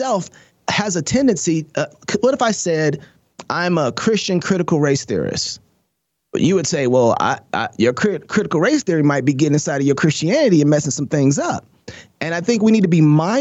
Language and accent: English; Minneapolis, Minnesota, United States; now in Idaho, United States; my original home, Minneapolis